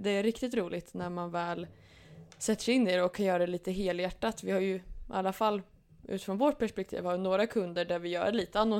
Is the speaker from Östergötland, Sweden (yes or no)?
yes; Norrköping, Östergötland, Sweden; har ju mina rötter från Norrköping då. Som man brukar få höra ibland på dialekten att folk säger att ja, det hörs att jag är östgöte.